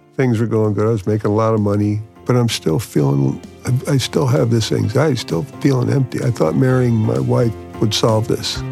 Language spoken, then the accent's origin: English; New York City, New York, United States; I'm from New York City, New York.